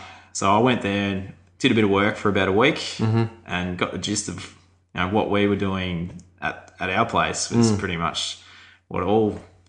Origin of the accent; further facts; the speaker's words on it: Australia; So he was shocked that I used all these principles and I was from Australia